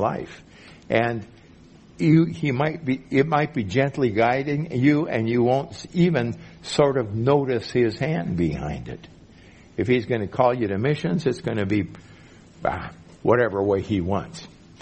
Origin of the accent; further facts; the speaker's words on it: Minnesota, United States; moved away as an adult; also born or lived in Mexico; I'm from Minnesota, way up there in the north